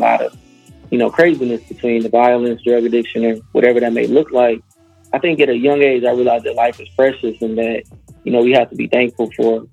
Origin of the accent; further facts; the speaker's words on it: Detroit, Michigan, United States; Born and raised in the city, man. Born and raised in Detroit